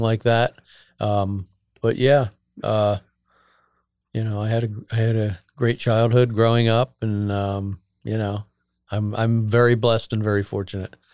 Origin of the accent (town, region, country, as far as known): Bucks County, Pennsylvania, United States; born or raised there